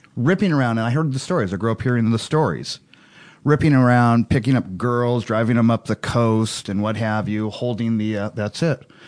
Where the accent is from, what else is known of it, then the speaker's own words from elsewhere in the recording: Hawaii, United States; growing up in Hawaii